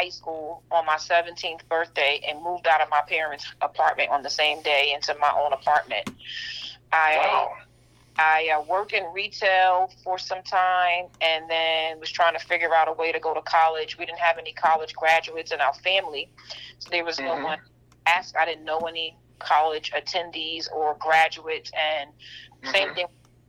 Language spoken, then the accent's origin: English; New York City, New York, United States; I'm born and raised in Brooklyn, New York.